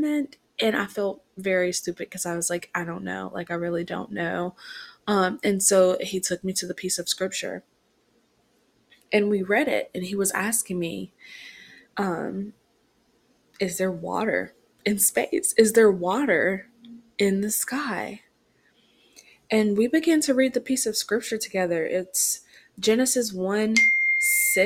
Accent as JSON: {"language": "English", "town": "Rockingham", "region": "North Carolina", "country": "United States", "tie": "born or raised there", "moved": "yes", "said": "my hometown is Rockingham, North Carolina"}